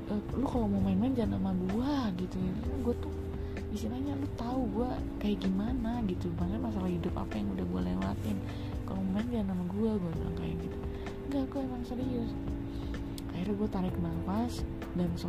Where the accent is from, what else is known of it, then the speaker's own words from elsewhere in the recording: West Java, Indonesia; karena gue Sunda di Sunda tuh seperti apa gitu kan